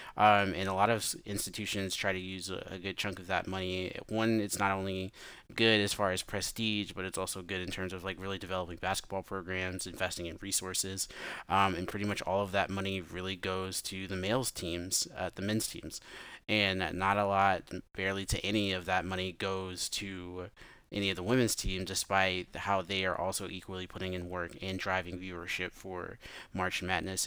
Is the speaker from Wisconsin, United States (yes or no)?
no; Memphis, Tennessee, United States